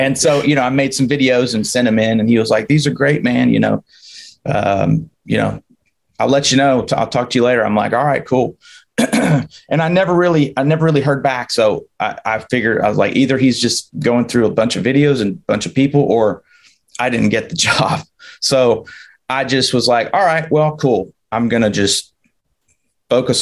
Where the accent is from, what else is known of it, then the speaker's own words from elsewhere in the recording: the South, United States; moved away; I'm from the South